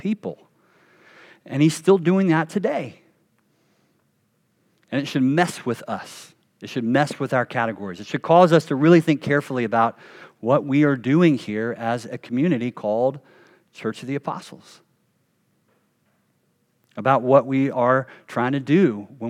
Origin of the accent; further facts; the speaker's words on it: the South, United States; I grew up Baptist in the South